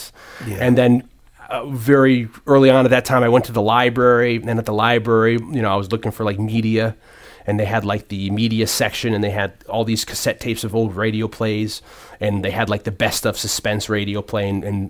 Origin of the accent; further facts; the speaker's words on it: New Haven, Connecticut, United States; For me, when I was little, I grew up in New Haven, and I think one of the earliest memories